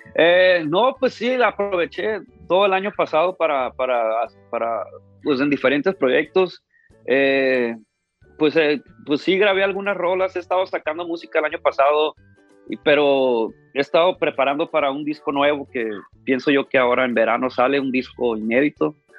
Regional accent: Ciudad Obregón, Sonora, Mexico; now in Los Angeles, United States; yo nací aquí en Los Ángeles, pero desde muy chiquito, desde como 3, 4 años me llevaron a México y prácticamente crecí en Ciudad Obregón, Sonora toda mi vida

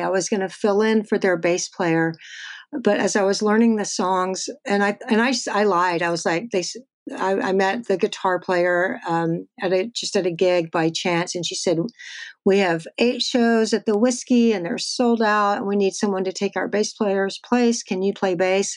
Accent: Texas, United States; I'm from Texas

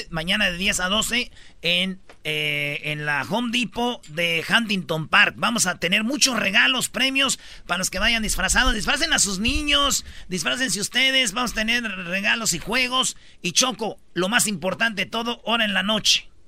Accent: Michoacán, Mexico; somos michoacanos que pagan.

